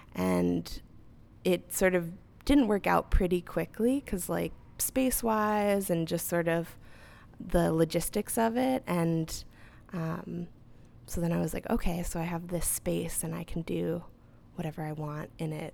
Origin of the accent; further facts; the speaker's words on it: Southern California, United States; moved away as an adult; now in Chicago, United States; I'm originally from Southern California